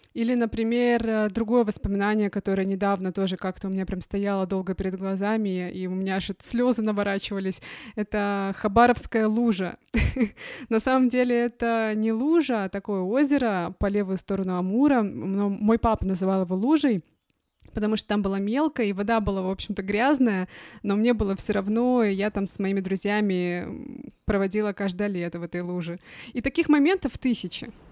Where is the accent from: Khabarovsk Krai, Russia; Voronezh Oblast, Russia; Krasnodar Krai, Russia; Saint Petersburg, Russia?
Khabarovsk Krai, Russia; Khabarovsk; moved away as an adult; also born or lived in Moscow / Shanghai; now in Germany; про детство, понимаешь, и про юность мою, и про мою малую родину